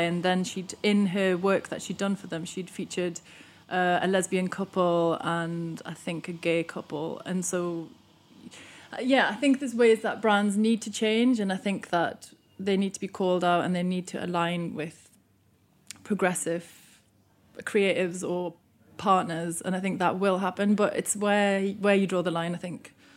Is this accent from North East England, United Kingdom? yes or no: yes; Newcastle upon Tyne, North East England, United Kingdom; moved away; I'm from Newcastle, and, um, one of the bands that was around at the time when I still lived there was …